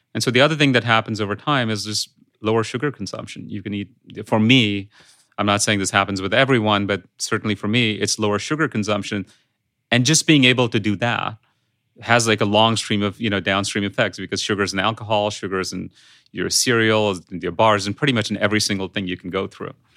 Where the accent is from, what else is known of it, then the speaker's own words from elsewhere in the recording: India; English is a second language; moved away; I grew up in India